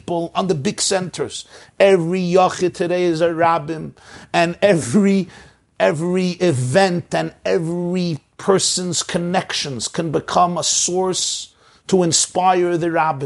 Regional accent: United States; I grew up in the United States of America

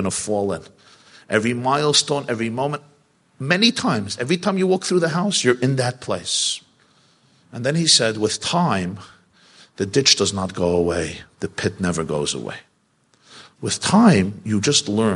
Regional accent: New York City, New York, United States; I grew up in the Crown Heights section of Brooklyn

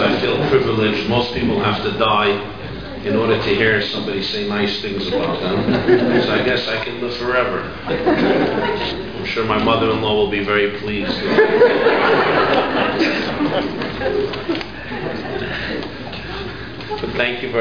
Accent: New York City, New York, United States; I grew up in Brooklyn, in the Crown Heights section of Brooklyn, New York

